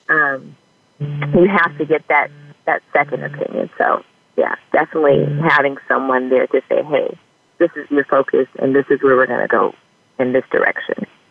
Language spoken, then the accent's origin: English; Bellflower, California, United States; also born or lived in West Covina, California; now in Los Angeles, United States; I grew up in Bellflower, California, um, as well as West Covina, California